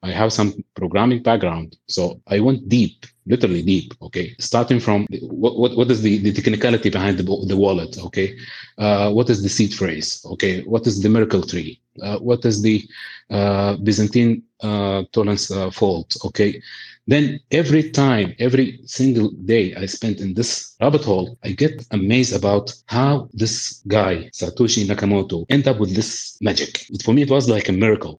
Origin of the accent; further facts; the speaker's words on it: Sudan; There is a poor people in my home country